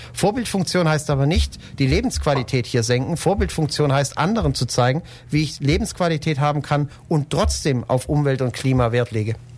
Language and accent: German; Ulm, Baden-Württemberg, Germany; also born or lived in Berlin; Ulm auch 2050 die Stadt ist, meine Heimatstadt ist